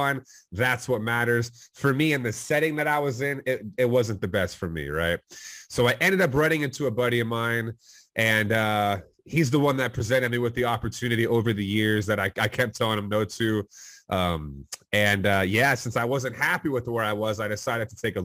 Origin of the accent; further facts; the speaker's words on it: Plano, Texas, United States; I'm from the Dallas, Texas area, born and raised technically in Plano, Texas